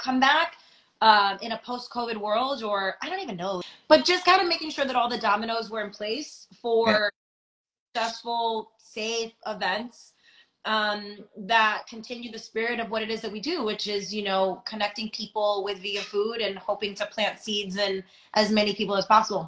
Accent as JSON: {"language": "English", "region": "New York", "country": "United States", "said": "I'm from New York"}